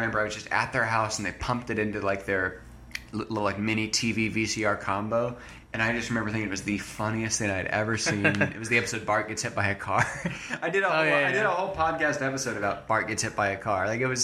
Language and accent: English; Montgomery Creek, California, United States; I am from a super small town in like northeast California called Montgomery Creek. It's got like, okay, I think 200 people.